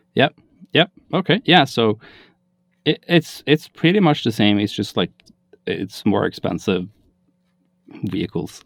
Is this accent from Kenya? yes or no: no; Norway; I am from Norway, which is in Scandinavia